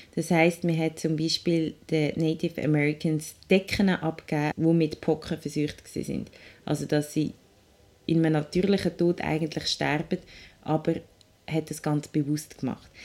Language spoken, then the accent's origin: German; Willisau, Lucerne, Switzerland; Ich bin in Willisau aufgewachsen im Luzerner Hinterland